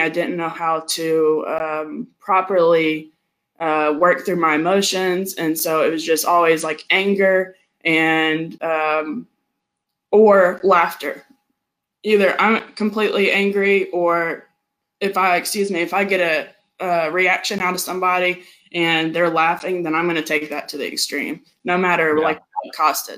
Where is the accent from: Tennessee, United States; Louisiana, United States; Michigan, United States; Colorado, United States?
Tennessee, United States; also born or lived in Georgia, United States; I was born in Georgia. And I moved here to Tennessee when I was 8 years old.